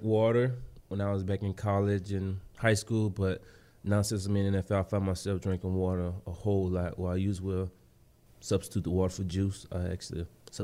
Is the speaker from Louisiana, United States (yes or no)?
yes; Louisiana, United States; moved away as an adult; now in Philadelphia, United States; I went back down to the boot, back to my home state.